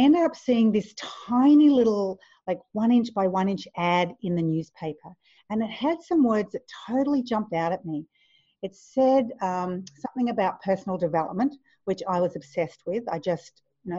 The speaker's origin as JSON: {"language": "English", "region": "Queensland", "country": "Australia", "tie": "born or raised there", "also_born_or_lived": "Victoria, Australia", "said": "I moved from Victoria to Queensland, nice and tropical, beautiful, went to high school"}